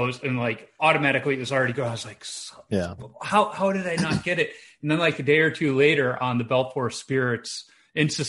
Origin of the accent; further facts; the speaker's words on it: Chicago, Illinois, United States; now in Minnesota, United States; I grew up in Chicago